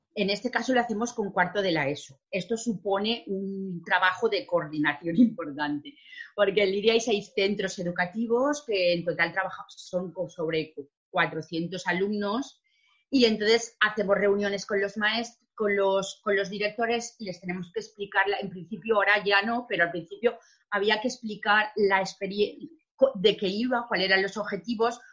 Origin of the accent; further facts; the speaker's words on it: Valencian Community, Spain; nosotros sabéis que con la comunidad valenciana hablamos castellano, pero también somos valenciano parlantes